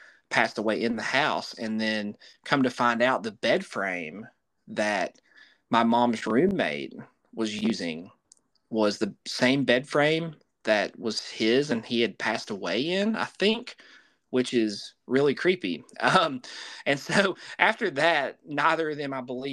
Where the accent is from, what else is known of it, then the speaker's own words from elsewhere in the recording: Southwest Virginia, United States; my family, we're from Southwest Virginia